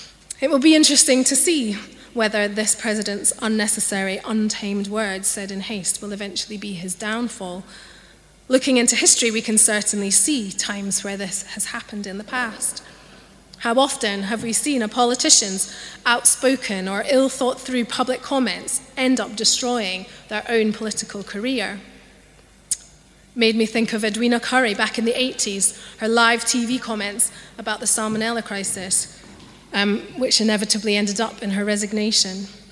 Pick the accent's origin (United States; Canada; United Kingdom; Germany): United Kingdom; Scotland; accent: Scottish; now in London, United Kingdom; I grew up in Scotland, and so I have a Scottish accent, although it's not as strong as it once was because I've lived in London for such a long time